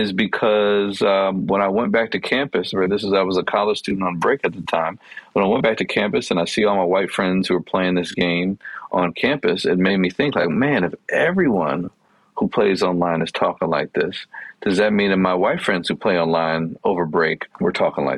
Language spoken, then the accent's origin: English; Chicago, Illinois, United States; I grew up in Chicago in a neighborhood that was predominantly Black and Latinx